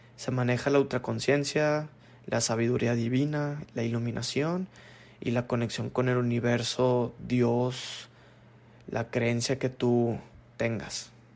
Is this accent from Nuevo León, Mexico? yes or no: yes; Monterrey, Nuevo León, Mexico; nací en Monterrey, Nuevo León